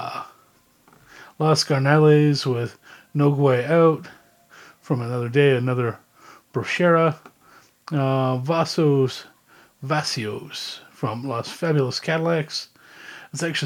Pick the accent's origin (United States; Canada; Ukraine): Canada; Growing up in Canada, I learned French